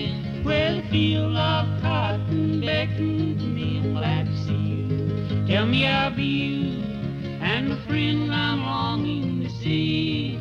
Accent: Southern United States, United States; Are you from Dixie? I say from Dixie, 'cause I'm from Dixie too.

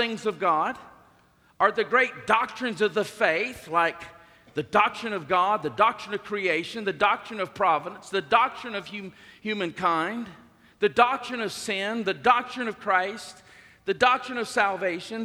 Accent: the South, United States; I grew up in the South. I grew up in the Bible Belt

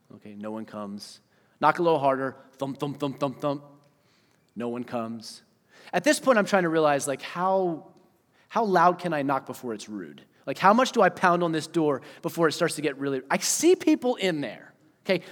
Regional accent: Eastern Pennsylvania, United States; moved away; also born or lived in Wisconsin; I was from Pennsylvania, right? Eastern Pennsylvania.

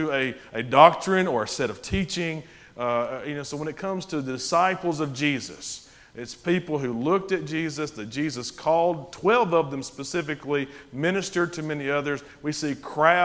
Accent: Winfield, Alabama, United States; I grew up in Winfield, Alabama

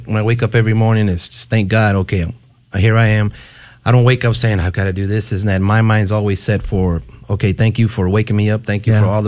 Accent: West Texas, United States; I grew up in West Texas

